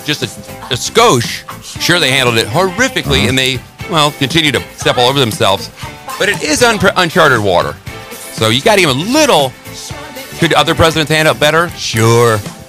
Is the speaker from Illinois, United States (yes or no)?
yes; Northern Illinois, United States; I grew up in Northern Illinois. There ain't a lot up there past Chicago, and there's nothing but cornfields, and every bar, every town has a little tavern.